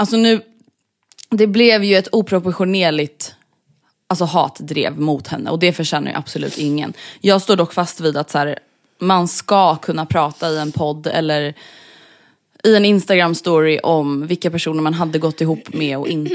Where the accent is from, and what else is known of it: Stockholm, Stockholm County, Sweden